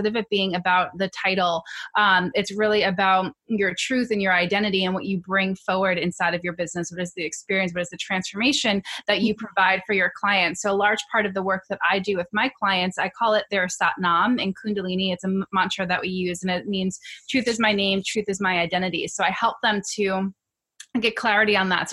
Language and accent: English; New York, United States; I'm from New York, native New Yorker